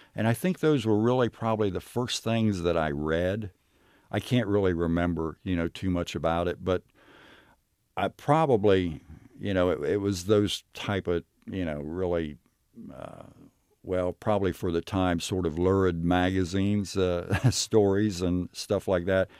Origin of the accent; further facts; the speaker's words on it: Knockemstiff, Ohio, United States; I grew up in Knock 'Em Stiff. It wasn't actually a city. It was more a, uh, maybe a, a very small village.